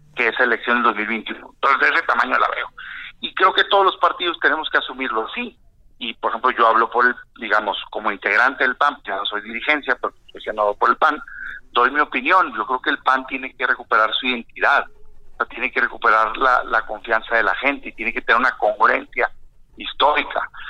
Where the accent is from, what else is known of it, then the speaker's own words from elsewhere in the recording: Mexico; como mexicano